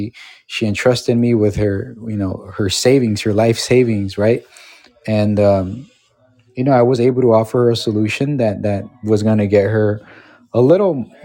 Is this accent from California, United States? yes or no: yes; Los Angeles, California, United States; I grew up in Los Angeles